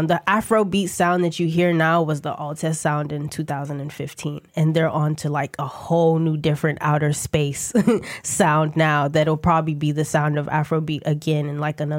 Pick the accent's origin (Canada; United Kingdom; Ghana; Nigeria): Ghana; also born or lived in New York / Atlanta / New Jersey; I'm from Ghana, so my whole family um, lives, resides in Ghana. I was born in New York and then went straight to Ghana. So I lived there till I was eight.